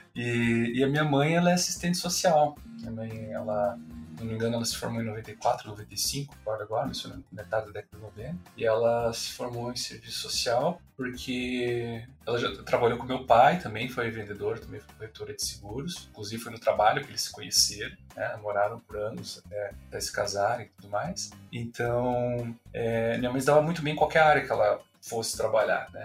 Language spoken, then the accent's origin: Portuguese; Curitiba, Paraná, Brazil; eu sou daqui também, né? nasci em Curitiba, moro em Curitiba